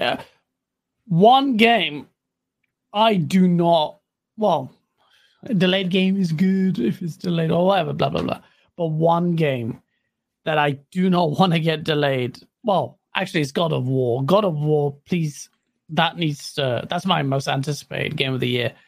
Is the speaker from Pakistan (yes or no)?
yes; Pakistan; I'm Pakistani.